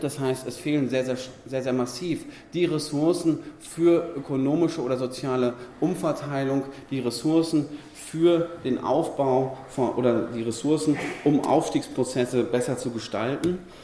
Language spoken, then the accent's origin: German; near Dortmund and Bochum, North Rhine-Westphalia, Germany; ich komme aus der Nähe von Dortmund und Bochum.